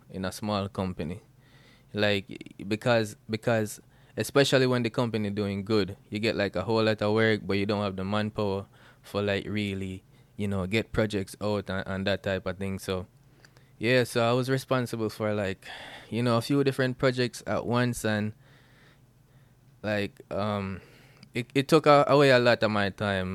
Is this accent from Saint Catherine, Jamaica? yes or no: no; Bluefields, Westmoreland, Jamaica; moved away as an adult; now in Atlanta, United States; I'm Jamaican, born out of Blue Fields, West Mullen, Jamaica, and grew up there